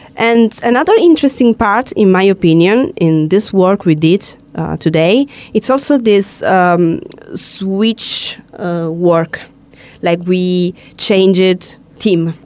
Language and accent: English; South Italy, Italy; I'm from Italy and from the south